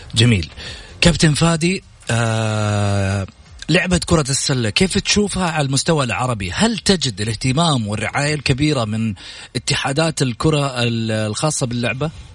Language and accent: Arabic; Saudi Arabia; هذه عاداتنا دائما في ديرتنا كسعوديين